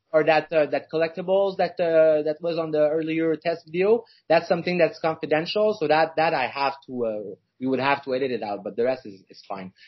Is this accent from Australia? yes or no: no; Montreal, Quebec, Canada; I'm from Montreal